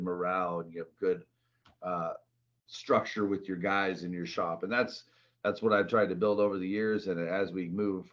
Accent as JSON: {"language": "English", "area": "a small town north of Seattle", "region": "Washington", "country": "United States", "tie": "born or raised there", "also_born_or_lived": "Arizona", "moved": "as an adult", "lives_now": "Phoenix, United States", "said": "grew up in Seattle, a little small town north of Seattle, Washington"}